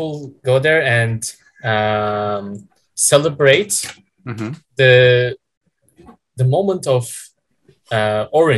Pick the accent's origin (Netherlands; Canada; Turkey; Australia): Turkey; born or raised there; also born or lived in Istanbul